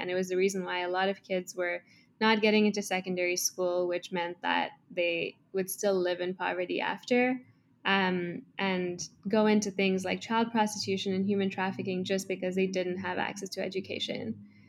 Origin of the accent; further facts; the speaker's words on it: Kenya; now in Toronto, Canada; I grew up in Kenya. I'm currently in Toronto, Canada.